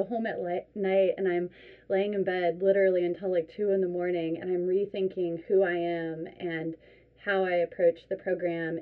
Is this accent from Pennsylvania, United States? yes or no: no; Richmond, Virginia, United States; moved away; I'm from Richmond, Virginia